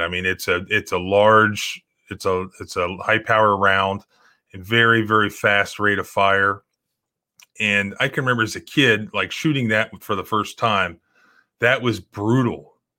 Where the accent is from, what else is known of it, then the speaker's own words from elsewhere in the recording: Brevard County, Florida, United States; moved away; I grew up on the coast in, in Brevard County